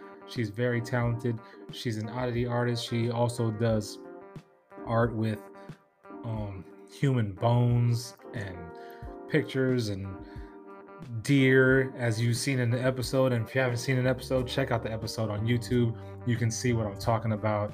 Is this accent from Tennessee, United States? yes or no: no; San Diego, California, United States; moved away; also born or lived in South Carolina; I'm originally from San Diego, but I had to move to South Carolina, like right outside Myrtle Beach